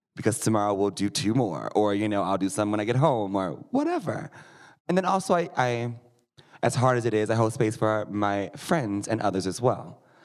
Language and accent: English; Missouri, United States; now in Denver, United States; I am from Missouri